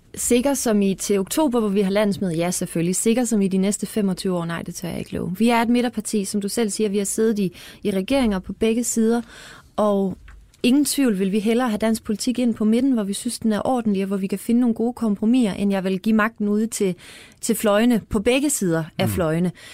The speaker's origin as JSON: {"language": "Danish", "town": "Fredericia", "region": "Southern Denmark", "country": "Denmark", "said": "jeg er fra Fredericia"}